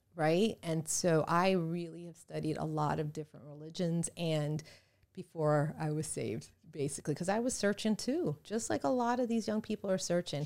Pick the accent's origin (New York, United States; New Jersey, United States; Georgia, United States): New York, United States; New York City; now in South Florida, United States; I am American, born in New York City, so I'm really American